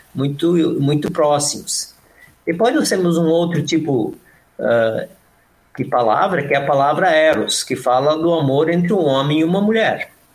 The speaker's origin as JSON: {"language": "Portuguese", "town": "Modelo", "region": "Santa Catarina", "country": "Brazil", "tie": "born or raised there", "also_born_or_lived": "São Leopoldo", "moved": "yes", "lives_now": "Canoas, Brazil", "said": "eu sou nascido numa cidade chamada Modelo, Santa Catarina"}